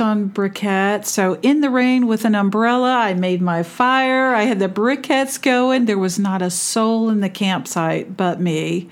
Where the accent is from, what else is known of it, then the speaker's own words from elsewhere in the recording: California, United States; also born or lived in Naha, Okinawa, Japan; I grew up in California